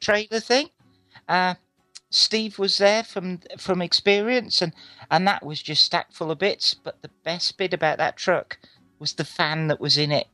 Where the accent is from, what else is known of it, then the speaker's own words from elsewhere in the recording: England, United Kingdom; Being English is great.